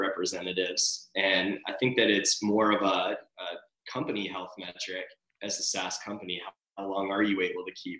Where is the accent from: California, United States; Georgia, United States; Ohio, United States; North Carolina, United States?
Georgia, United States; Atlanta; now in Los Angeles, United States; I'm originally from Atlanta, Georgia